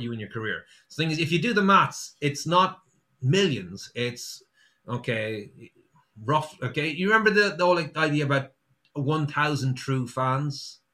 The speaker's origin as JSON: {"language": "English", "town": "Sligo", "region": "Connacht", "country": "Ireland", "said": "I'm from Sligo, um, and the company I used to work for used to deliver from Sligo all around Donegal"}